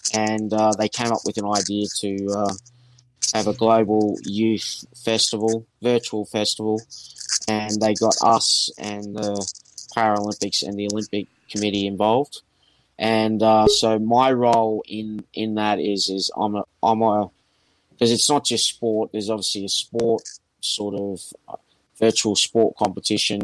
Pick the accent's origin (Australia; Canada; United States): Australia; I'm from Australia